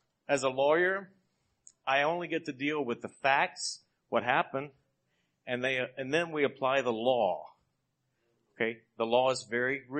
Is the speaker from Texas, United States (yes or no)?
yes; Texas, United States; moved away; also born or lived in Iowa; I was born and raised in Texas, went to Iowa